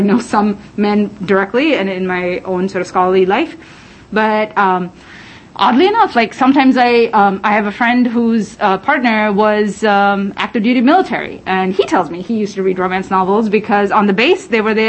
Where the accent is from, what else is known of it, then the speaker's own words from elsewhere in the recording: United Arab Emirates; When I was a young man, a teenager in, growing up in the Middle East, in the United Arab Emirates, somehow they were in their library shelves.